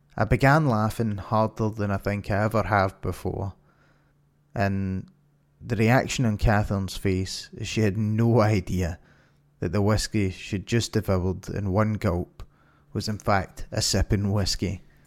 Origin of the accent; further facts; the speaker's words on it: Glasgow, Scotland, United Kingdom; my hometown of Glasgow